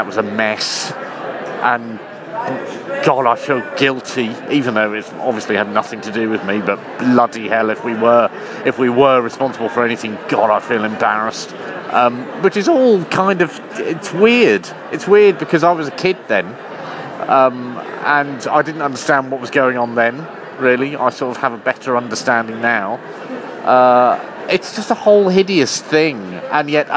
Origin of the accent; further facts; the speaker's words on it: rural Suffolk, East of England, United Kingdom; watching the news in the relative safety of rural Suffolk